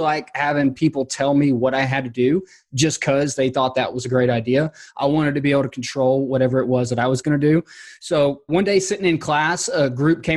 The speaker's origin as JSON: {"language": "English", "region": "Georgia", "country": "United States", "tie": "born or raised there", "said": "my hometown, which, you know, I'm in Georgia and it gets really hot here in the summers"}